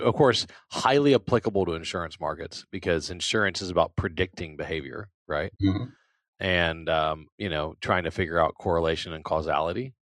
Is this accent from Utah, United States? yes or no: no; South Louisiana, United States; I'm from Louisiana and we're kind of slow. I was born and raised in Louisiana.